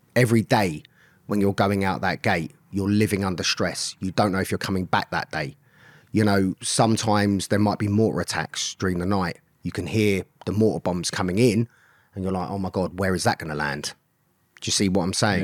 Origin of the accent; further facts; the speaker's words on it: London, United Kingdom; I grew up in Swiss Cottage in London. Grew up on a council estate.